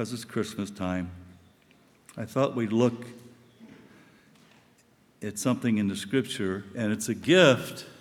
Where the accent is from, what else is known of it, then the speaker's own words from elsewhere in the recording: Southern California, United States; now in New York, United States; I have limited Spanish because I'm from Southern California.